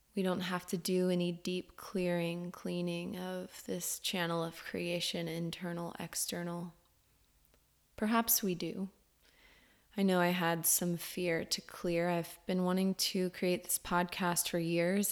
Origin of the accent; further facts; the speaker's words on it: Orlando, Florida, United States; I was born in Orlando, Florida